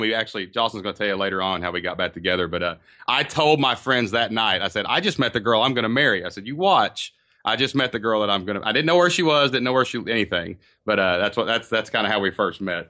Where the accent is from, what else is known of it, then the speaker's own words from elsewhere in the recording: southeast Kentucky, United States; We live in a small town in southeast Kentucky, down kind of by the mountains. So, but it's actually my hometown